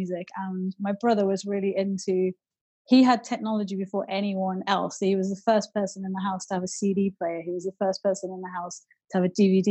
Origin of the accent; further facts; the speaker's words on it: Wolverhampton, West Midlands, United Kingdom; I grew up in Wolverhampton, which has like got a huge Northern Soul history.